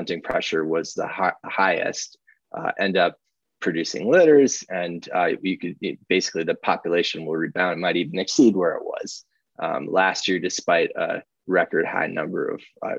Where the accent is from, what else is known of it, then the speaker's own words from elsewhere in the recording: Minnesota, United States; moved away; I grew up in Minnesota where we always had wolves.